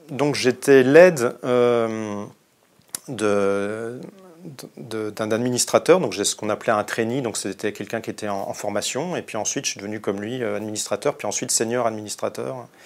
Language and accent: French; Bristol, South West England, United Kingdom; Moi je venais de Bristol, il m'a dit Ah, t'es de Bristol, super